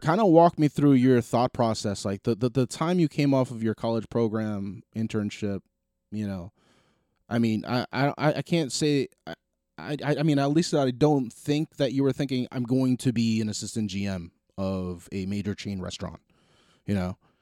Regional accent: New Jersey, United States; we're extremely proud to be from jersey

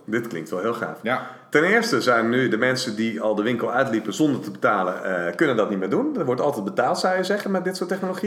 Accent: Netherlands; we als Nederlanders

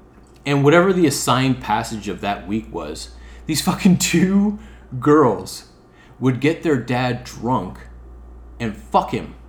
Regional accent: Midwest, United States; I'm from the Midwest.

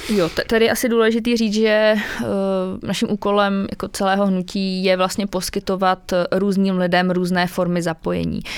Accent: Chomutov, Ústí nad Labem Region, Czechia; já třeba zrovna z paneláku pocházím, z Chomutova, z toho uhelného regionu, kde jsme bydleli v pátém patře

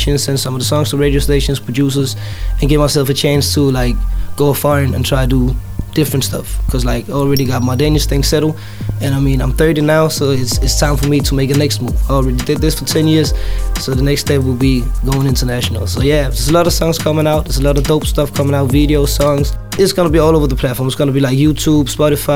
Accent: Tanzania; now in Denmark; I'm Tanzanian, so of course I need to put my language in my music too

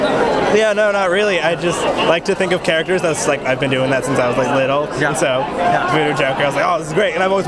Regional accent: California, United States; now in Portland, United States; Originally California, but now I live in Portland.

